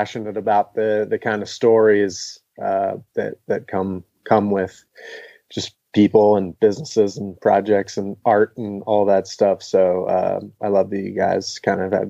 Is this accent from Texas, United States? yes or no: no; Glen Mills, Pennsylvania, United States; also born or lived in Downingtown, Pennsylvania; now in Asheville, United States; I grew up in a tiny little town called Glen Mills, which is in Downing. Technically, I was born in Downingtown